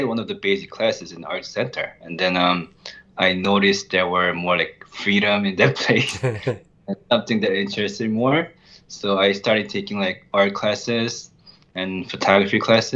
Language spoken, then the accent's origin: English; New York City, New York, United States; I'm from New York